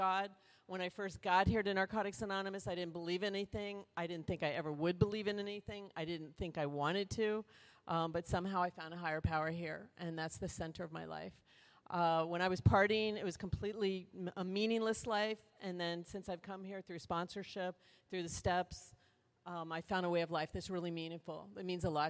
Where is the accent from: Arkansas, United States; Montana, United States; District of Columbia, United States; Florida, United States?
Florida, United States; Miami; I was born in Miami